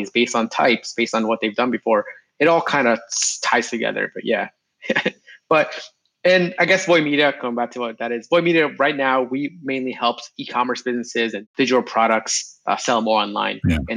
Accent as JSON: {"language": "English", "area": "Long Island", "region": "New York", "country": "United States", "tie": "born or raised there", "also_born_or_lived": "Binghamton, New York / California", "lives_now": "New York City, United States", "said": "I grew up in Long Island"}